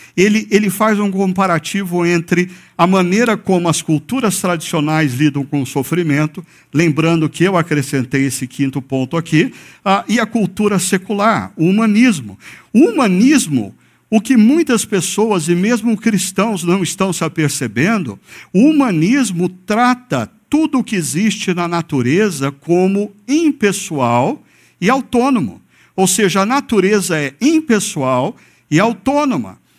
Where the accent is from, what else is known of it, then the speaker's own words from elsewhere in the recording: Brazil; nós brasileiros